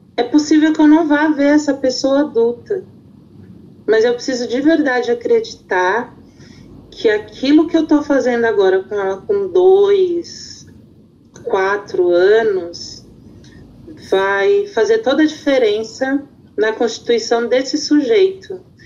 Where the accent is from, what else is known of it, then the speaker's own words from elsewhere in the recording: São Paulo, Brazil; eu sou do Jardim Ângela